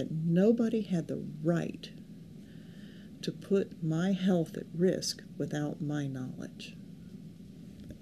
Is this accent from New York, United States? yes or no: no; California, United States; I grew up in California, and a place where we have less than 10 inches of rain a year